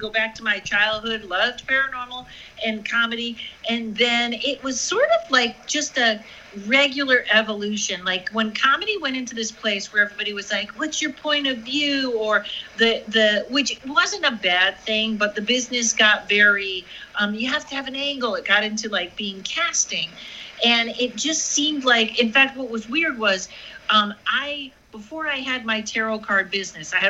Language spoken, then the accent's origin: English; Massachusetts, United States; moved away; I'm from Massachusetts.